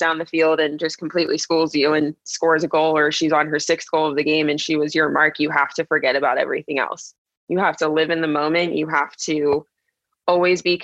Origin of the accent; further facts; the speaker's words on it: West Chester, Pennsylvania, United States; So I grew up in Westchester, Pennsylvania. It's about 45 minutes outside of Philly